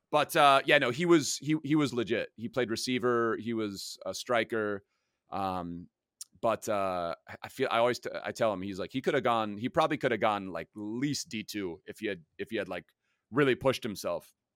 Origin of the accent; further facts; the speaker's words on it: Germany; now in Los Angeles, United States; I grew up in Germany